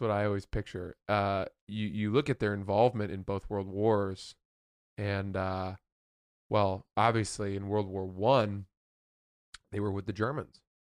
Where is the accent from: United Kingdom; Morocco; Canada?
United Kingdom; England; I'm English.